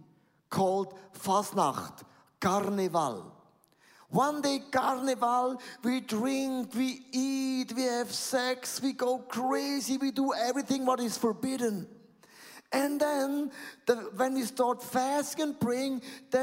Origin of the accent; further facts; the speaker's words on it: Buchs, Switzerland; I'm coming from Buchs and Galm. It's close with a lot of cows living.